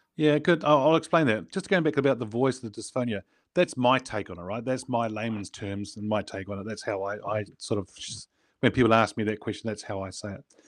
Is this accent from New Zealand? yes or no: yes; New Zealand; I was born in New Zealand. I grew up in New Zealand.